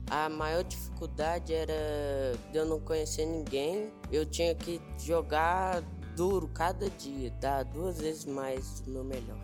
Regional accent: Ouro Preto, Minas Gerais, Brazil; eu sou daqui de Ouro Preto mesmo, nasci em Ouro Preto

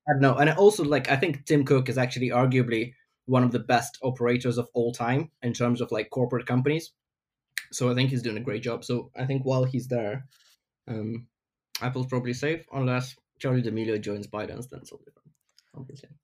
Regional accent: Ukraine; now in London, United Kingdom; I'm from Ukraine originally, but I live in London.

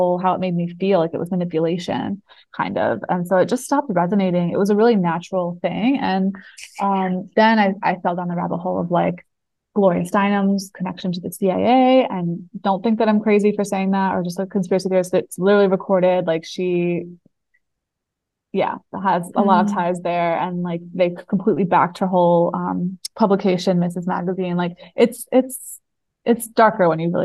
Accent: New Jersey, United States; moved away; also born or lived in New York; I grew up on the East Coast in New Jersey and then moved to New York

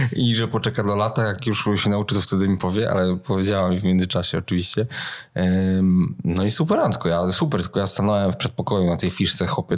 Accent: Gdańsk, Pomeranian Voivodeship, Poland; Ja się wychowałem w Gdańsku

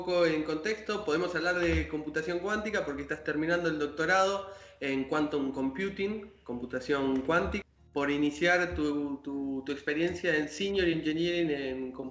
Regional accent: west of Buenos Aires, Argentina; now in Buenos Aires, Argentina; del, oeste de Buenos Aires … vivo de Capital, ¿no? Porteño.

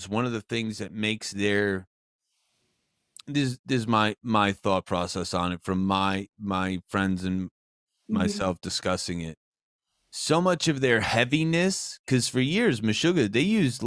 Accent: New Jersey, United States; I'm also from New Jersey

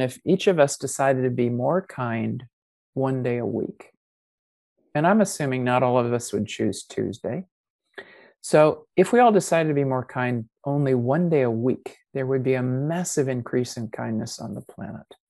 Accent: United States; accent: American; moved away as an adult; also born or lived in New Zealand; I have an American accent because I grew up with it and I was 25 already by the time I went to New Zealand

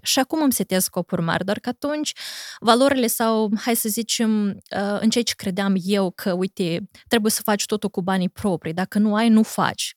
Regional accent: Corjeuți, Briceni District, Moldova; moved away as an adult; also born or lived in United States; eu am petrecut cam patru luni de zile în satul meu natal, Corșeuți

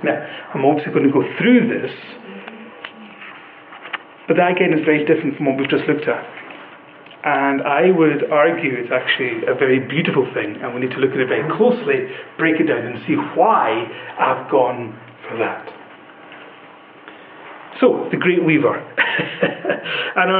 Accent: Western Isles, Scotland, United Kingdom; I come from the Western Isles. When I was a wee boy, I got to go into the shed and see the weaver at work making Harris tweed.

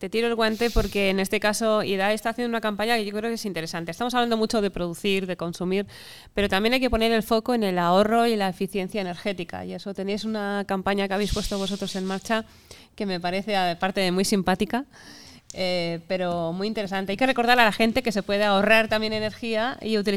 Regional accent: Spain; tiene mucho que ver con los protestones que somos todos los españoles y españolas

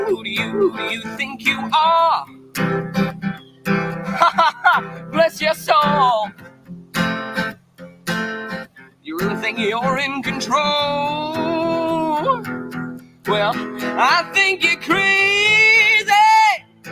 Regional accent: Scotland, United Kingdom; moved away; I am from Scotland. As most of you know, I did move here. And again, I've told you before, I'm a Catholic from the West Coast.

